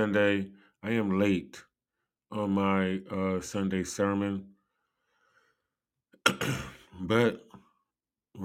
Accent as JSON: {"language": "English", "country": "United States", "said": "I am an American"}